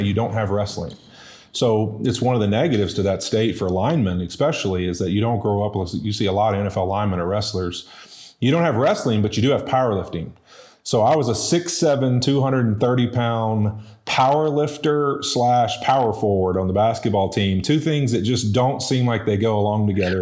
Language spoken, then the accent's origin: English; West Monroe, Louisiana, United States; also born or lived in Baton Rouge, Louisiana; moved over to West Monroe, uh, a whopping two miles over to the, uh, west. And, uh, you know, went to high school there